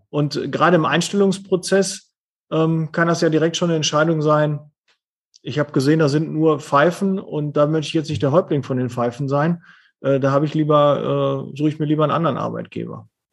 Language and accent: German; Ruhr area, North Rhine-Westphalia, Germany; ich bin halt aus dem Ruhrpott